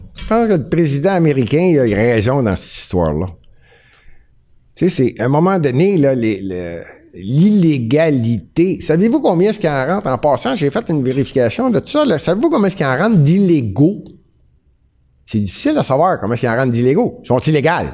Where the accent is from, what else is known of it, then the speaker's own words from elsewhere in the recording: Montreal, Quebec, Canada; je suis montréalais